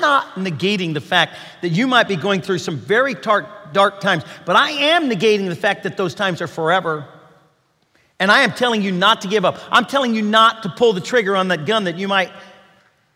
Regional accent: Kentucky, United States; I'm from Kentucky

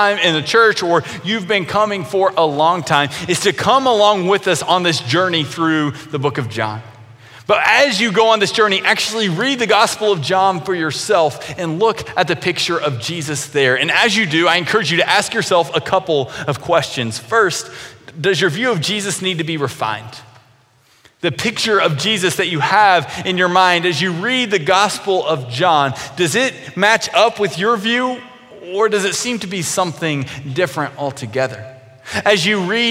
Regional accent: Grayson, Kentucky, United States; Kentucky Christian University, which was in my hometown

